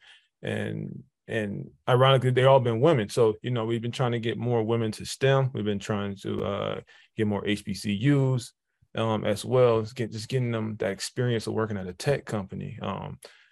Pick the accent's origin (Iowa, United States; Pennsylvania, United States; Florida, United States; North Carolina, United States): Florida, United States; Jacksonville; also born or lived in Detroit, Michigan; I was born in Detroit, Michigan, moved to Jacksonville, Florida around sixth grade. So I call it Jacksonville home because that's kind of where I kind of grew into, you know, those adolescent years.